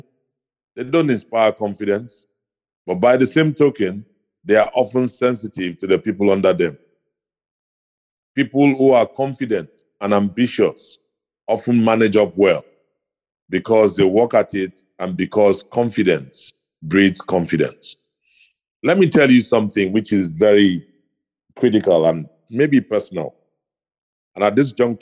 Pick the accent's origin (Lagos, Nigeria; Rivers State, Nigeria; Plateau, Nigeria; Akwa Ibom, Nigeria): Akwa Ibom, Nigeria; Ikot Ekpene; I come from Akwa Ibom State. I'm from the town called Ikotekwene.